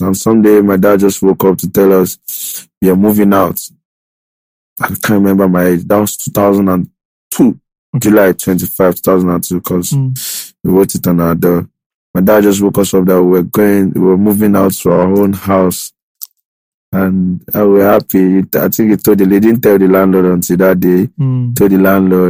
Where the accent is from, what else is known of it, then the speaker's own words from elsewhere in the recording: Lagos, Nigeria; moved away; also born or lived in Ekiti State / Ikorodu / Abeokuta / England; I just grew up in one room in Mile 12 with one sister